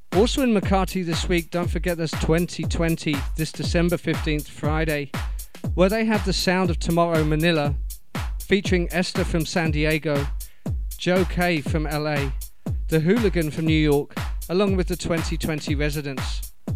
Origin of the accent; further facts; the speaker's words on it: Portsmouth, South East England, United Kingdom; moved away; my hometown of Portsmouth, UK